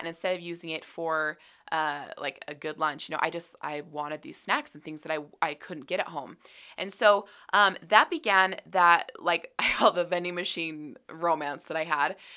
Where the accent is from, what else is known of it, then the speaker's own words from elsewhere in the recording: Utah, United States; I grew up here in Utah